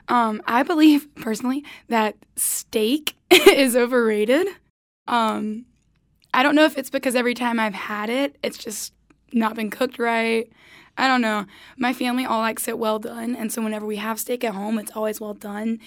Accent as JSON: {"language": "English", "town": "Goldsboro", "region": "North Carolina", "country": "United States", "tie": "born or raised there", "said": "hometown, I'm from Goldsboro, North Carolina"}